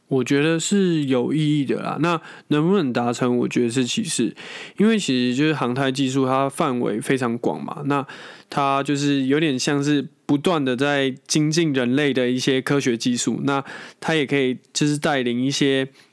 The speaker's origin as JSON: {"language": "Chinese", "country": "Taiwan", "said": "我们光是我们台湾好了"}